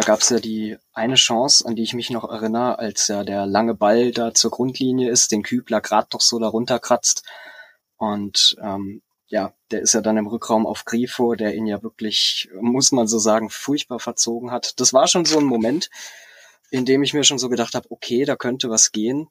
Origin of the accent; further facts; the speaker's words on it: Freiburg im Breisgau, Baden-Württemberg, Germany; ich bin gebürtiger Freiburger